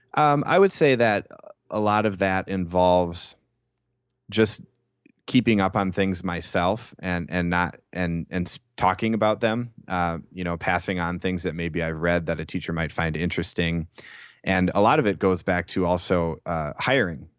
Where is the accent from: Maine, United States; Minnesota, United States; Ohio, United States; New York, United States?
Minnesota, United States; Saint Paul; I'm from Saint Paul, Minnesota